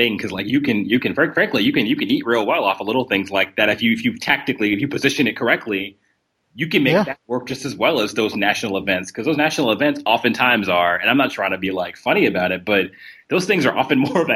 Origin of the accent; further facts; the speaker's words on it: New Jersey, United States; now in Kentucky, United States; I'm from New Jersey originally, had a lot of friends who were at home who were in New York City